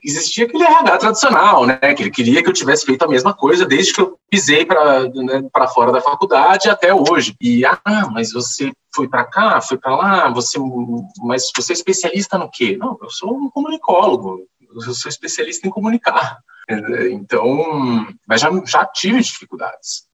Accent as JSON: {"language": "Portuguese", "town": "Santos", "region": "São Paulo", "country": "Brazil", "said": "eu sou de Santos"}